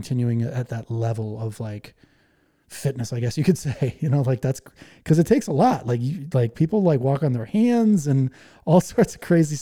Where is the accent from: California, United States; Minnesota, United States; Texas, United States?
Minnesota, United States; Winona; I was born in Minnesota.